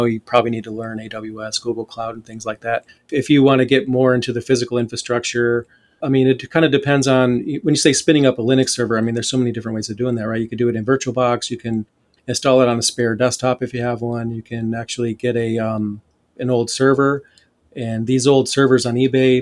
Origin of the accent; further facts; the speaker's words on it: Flint, Michigan, United States; I grew up in Flint, Michigan, in the poorer areas